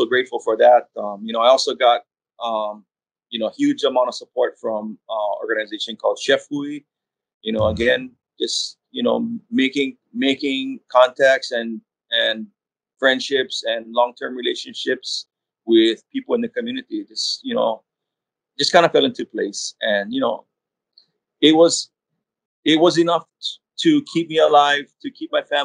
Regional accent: Hawaii, United States; as a Kanaka, as a Hawaiian

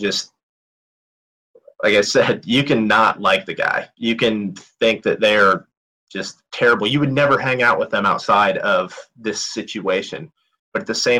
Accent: Indiana, United States; I'm a kid from Indiana

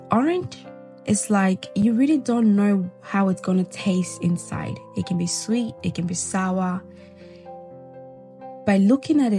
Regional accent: Guinea; I was born in Guinea, Zelikole. For those of you that don't know, Majority of people think I was born in Ghana or Nigeria. No, I'm a Guinea babe, okay?

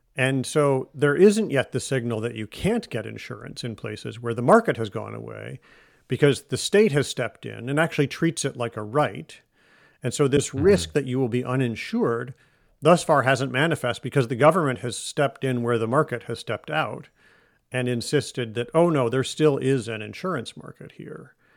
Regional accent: Michigan, United States; also born or lived in Russia / Germany / Chicago; now in Boston, United States; I live in Boston now. I grew up in Michigan. I have lived in Russia and in Germany and in some other places, in Chicago

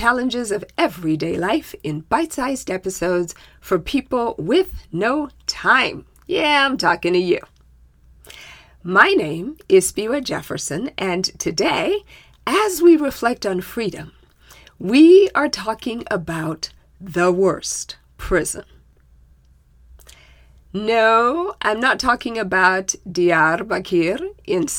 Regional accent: Zimbabwe; My home country of Zimbabwe

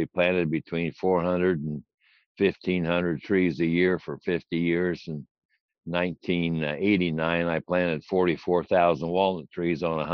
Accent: Lafayette, Indiana, United States; I grew up here in Lafayette

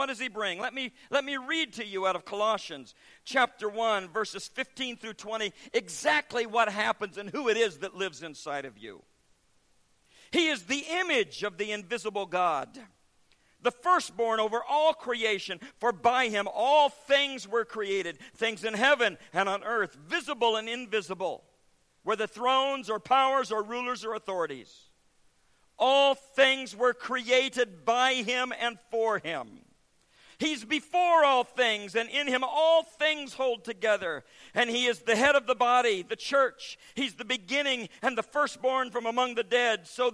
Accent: United States; recognized me as American

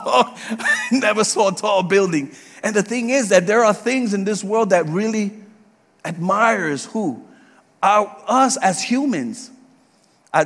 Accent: New York City, New York, United States; also born or lived in Puerto Rico / Georgia; now in Leesburg, United States; I was born and raised in the Bronx in New York

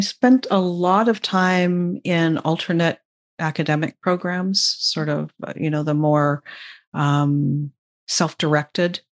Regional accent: Vancouver, British Columbia, Canada; I'm Canadian, um, and I grew up just outside of Vancouver, um, and that's where I still live.

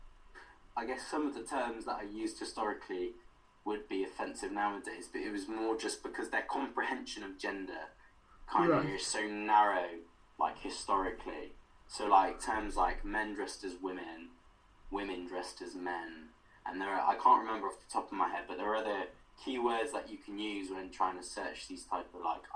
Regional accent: Wales, United Kingdom; Our connections to Wales as queer people, like LGBT people, as well as being Welsh people

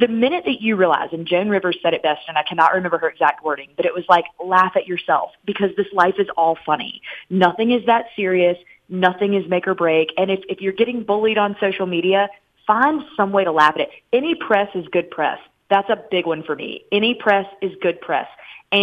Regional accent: Charlotte, North Carolina, United States; moved away as an adult; also born or lived in New York / Orlando, Florida; now in Jacksonville, United States; I've lived there many periods of my life, and I'm from Charlotte

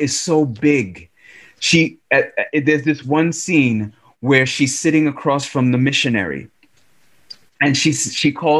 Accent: United States; everything I was taught as an American. Like, we grow up in this country

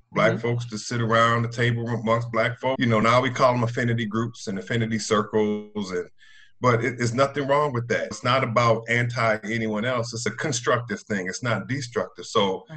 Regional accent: Evanston, Illinois, United States; I was raised in the Second Ward

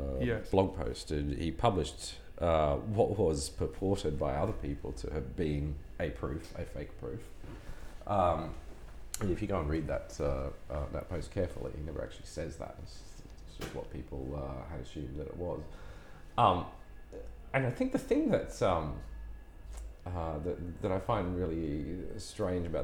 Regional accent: Townsville, Queensland, Australia; moved away as an adult; also born or lived in Brisbane; now in London, United Kingdom; I grew up in Townsville

